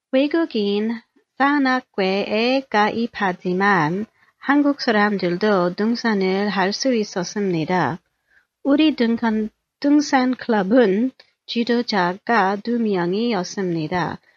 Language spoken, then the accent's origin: English; Daejeon, South Korea; We usually hiked about an hour's drive of my hometown of Daejeon.